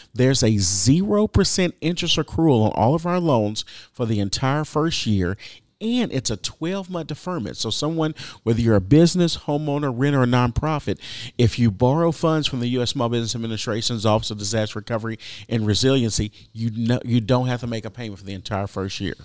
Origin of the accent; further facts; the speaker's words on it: Texas, United States; I'm from Texas